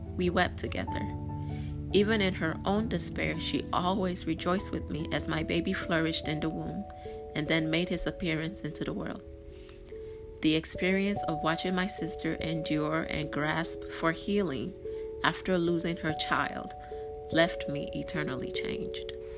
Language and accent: English; Nigeria; As a Nigerian